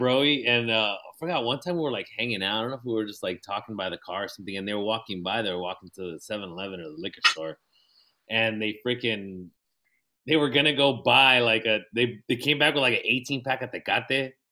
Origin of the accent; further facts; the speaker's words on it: National City, California, United States; since we grew up in we grew up in National City